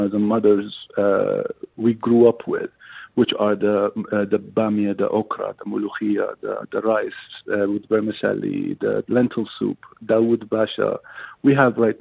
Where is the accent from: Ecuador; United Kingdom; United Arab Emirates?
United Arab Emirates; I grew up here in the UAE. My whole life was based in the UAE